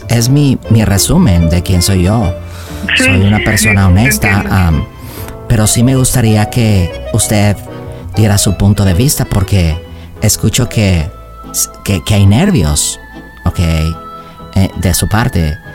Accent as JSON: {"language": "Spanish", "region": "California", "country": "United States", "tie": "born there", "said": "Um, tengo 26 years, 26 años, ¿ok? Um, nací en California. Mis papás son de México, ¿ok?"}